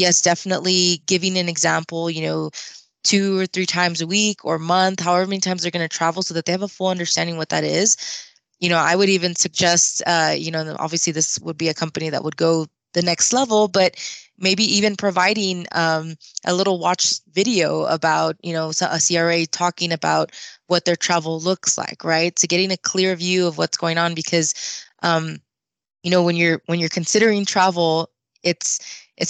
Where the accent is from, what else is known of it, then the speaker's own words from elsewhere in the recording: Austin, Texas, United States; I'm from Austin, Texas, so it's a pretty big city and a lot of neighboring areas